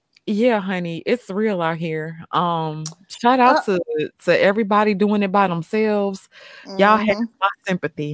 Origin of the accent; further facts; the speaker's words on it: Mississippi, United States; I'm from Mississippi, girl, where we got that real red listen, clay.